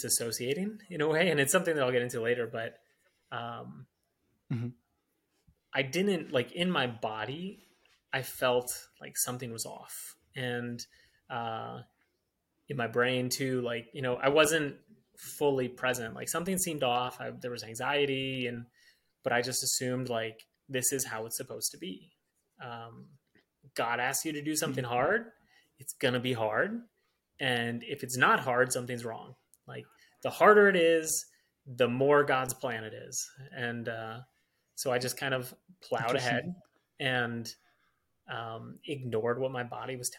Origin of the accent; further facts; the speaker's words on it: Michigan, United States; I'm from Michigan, grew up in Michigan